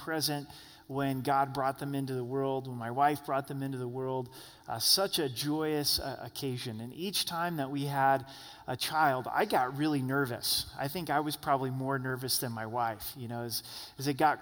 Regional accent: Oregon, United States; I'm from Oregon

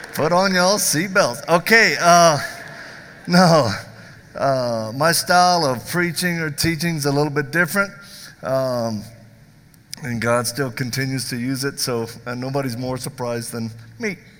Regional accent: the South, United States; I'm from the South

